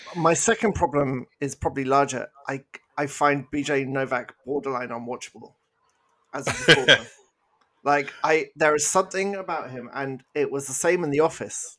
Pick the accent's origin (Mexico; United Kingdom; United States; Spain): United Kingdom; accent: British; now in Canada; I'm British, as you may have picked up from my accent